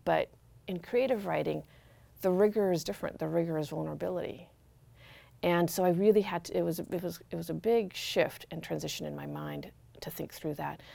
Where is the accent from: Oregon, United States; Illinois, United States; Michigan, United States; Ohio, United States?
Oregon, United States; Corvallis; I grew up in our cul-de-sac in Corvallis, riding my banana seat bike